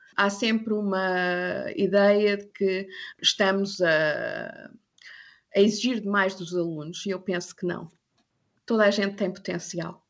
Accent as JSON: {"language": "Portuguese", "country": "South Africa", "tie": "born or raised there", "also_born_or_lived": "Angola / China / Thailand", "first_language": "English", "moved": "yes", "lives_now": "Germany", "said": "Também falo africano porque cresci na África uhum. do Sul"}